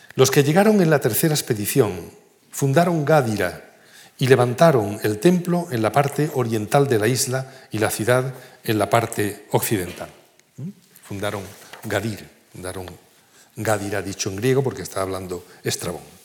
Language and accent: Spanish; Cádiz, Andalusia, Spain; Nosotros veíamos siempre de niños este drago grande que estaba en la facultad, no, junto al Museo Provincial de Cádiz